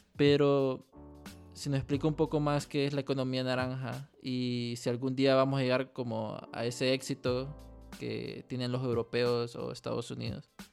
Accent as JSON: {"language": "Spanish", "country": "Honduras", "said": "como muchos hondureños"}